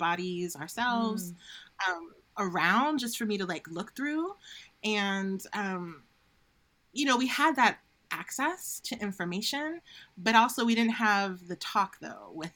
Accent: Silver Spring, Maryland, United States; I grew up in Maryland, and at the time, it was considered Silver Spring.

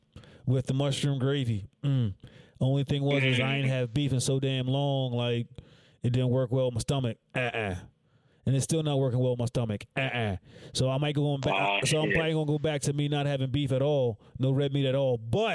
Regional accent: Bayonne, New Jersey, United States; I was like the cat from Bayonne. I'm from Bayonne, bro.

